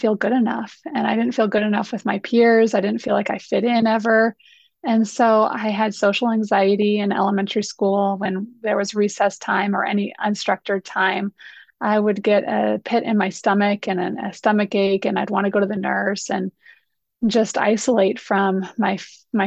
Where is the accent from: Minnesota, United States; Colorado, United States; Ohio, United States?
Colorado, United States; I grew up here in Colorado